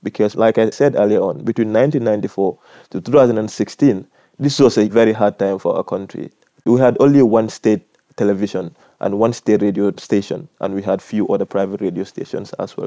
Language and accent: English; Gambia; I am from the Gambia